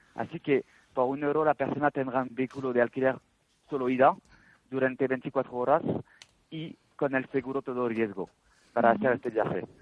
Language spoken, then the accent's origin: Spanish; France; accent: French; Spanish is a second language; moved away as an adult; now in Spain; Yo soy francés, se nota, se nota con el acento pienso.